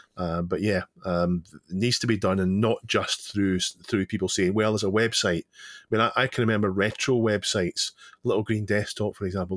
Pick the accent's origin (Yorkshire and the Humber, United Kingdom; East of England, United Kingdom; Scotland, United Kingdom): Scotland, United Kingdom; I'm Scottish